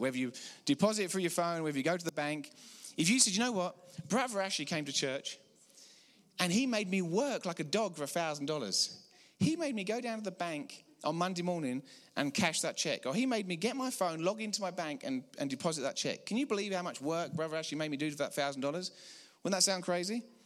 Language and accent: English; England, United Kingdom; accent: English; moved away as an adult; now in Colorado, United States; I'm from about six thousand miles out east in England, praise the Lord. We moved here fifteen years ago.